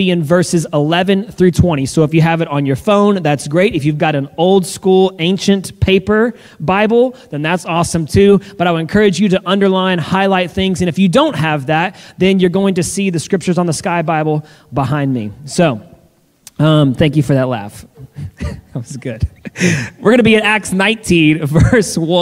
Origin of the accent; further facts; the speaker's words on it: the South, United States; I'm from the South and even though we had pecan pie at every single family gathering